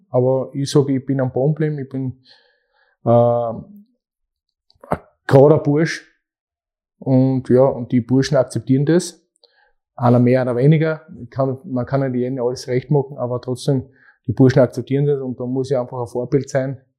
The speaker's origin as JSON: {"language": "German", "country": "Austria", "said": "Weil in der zweiten Bundesliga bei uns in Österreich ist auch nicht so"}